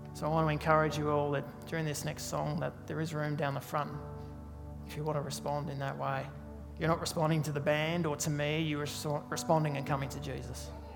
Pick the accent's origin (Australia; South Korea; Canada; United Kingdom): Australia; Tasmania; I'm from Tasmania